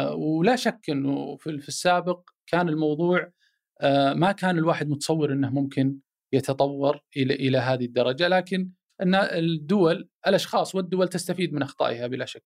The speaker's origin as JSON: {"language": "Arabic", "country": "Saudi Arabia", "said": "انا سعودي عربي مسلم هلالي نصراوي"}